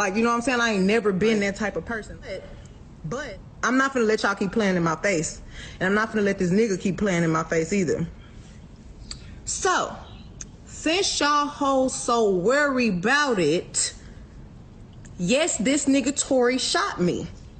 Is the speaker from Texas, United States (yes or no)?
yes; Houston, Texas, United States